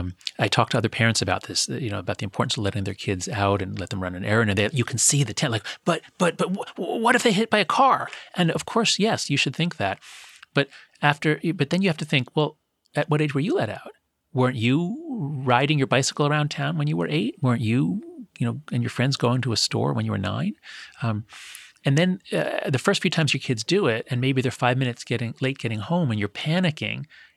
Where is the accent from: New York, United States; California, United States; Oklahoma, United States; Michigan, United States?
New York, United States; Scarsdale; When I was growing up, it was dangerous. I grew up in Scarsdale, a town north of the city.